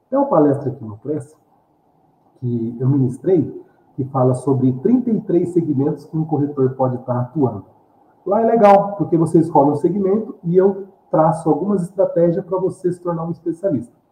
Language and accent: Portuguese; Mogi das Cruzes, São Paulo, Brazil; né, na nossa região, né, eu sou de Mogi das Cruzes, mas de outras regiões também de São Paulo